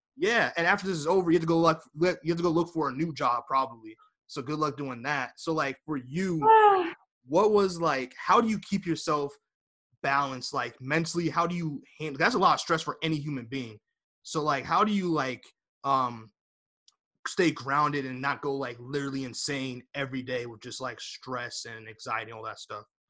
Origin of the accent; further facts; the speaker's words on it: United States; I'm American